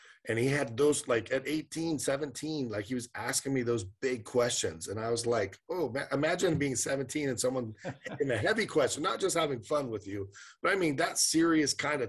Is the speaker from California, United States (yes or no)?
yes; Sacramento, California, United States; We were both born and raised in Sacramento